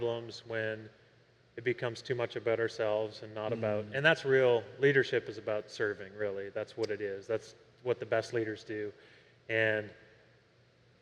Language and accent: English; Canada; I grew up in Canada where it's countercultural where I grew up to be a Christian